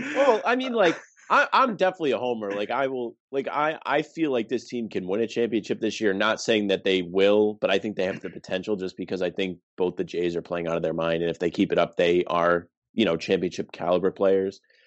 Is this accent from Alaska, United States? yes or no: no; Warwick, Rhode Island, United States; I go to URI, and I'm from Warwick, which is like closer to Boston than Kingston. So like I had to drive past my hometown